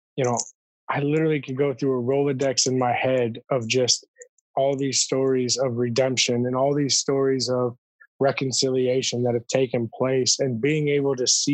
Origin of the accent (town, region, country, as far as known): Michigan, United States; moved away